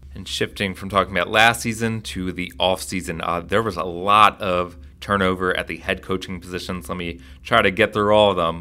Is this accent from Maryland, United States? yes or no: yes; Baltimore, Maryland, United States; moved away; I am from Baltimore